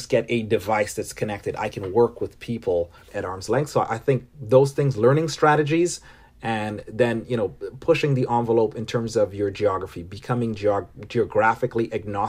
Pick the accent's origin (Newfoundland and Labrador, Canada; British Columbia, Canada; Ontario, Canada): Ontario, Canada; Toronto; born there; also born or lived in Caribbean; I was born in Toronto, but spent a large portion of my formative years growing up in the Caribbean.